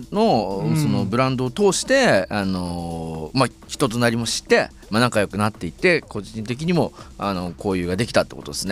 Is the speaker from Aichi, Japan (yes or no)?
yes; Nagoya, Aichi, Japan; moved away; also born or lived in Tokyo; 僕は名古屋で